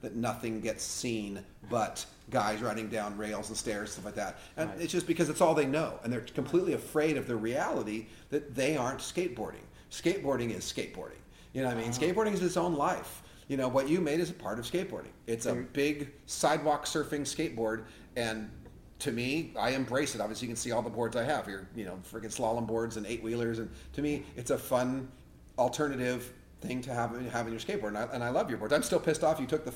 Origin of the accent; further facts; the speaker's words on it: Westminster, California, United States; I lived in Westminster, right? Westminster, Fountain Valley border